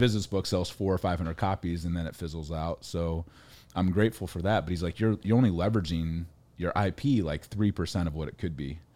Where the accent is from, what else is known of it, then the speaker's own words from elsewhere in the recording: Ohio, United States; I grew up in Ohio, farm kid, forty-seven acres